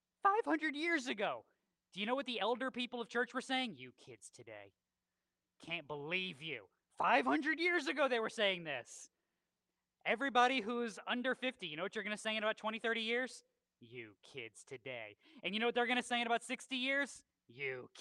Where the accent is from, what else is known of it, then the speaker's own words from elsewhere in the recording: Milford, Connecticut, United States; I grew up in Connecticut. Milford, Connecticut is the house we lived